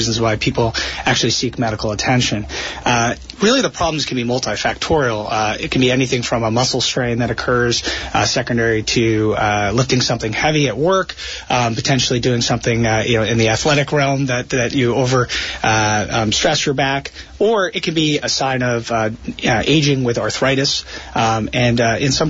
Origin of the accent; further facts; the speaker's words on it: Rhode Island, United States; moved away as an adult; also born or lived in New York City / San Francisco; now in New Jersey, United States; I grew up in Rhode Island and subsequently went to medical school at Brown University in Rhode Island